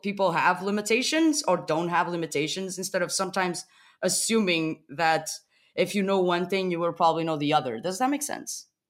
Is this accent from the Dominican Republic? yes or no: no; Portugal; moved away as an adult; now in Berlin, Germany; I live in Berlin for the past six months. I come from Portugal.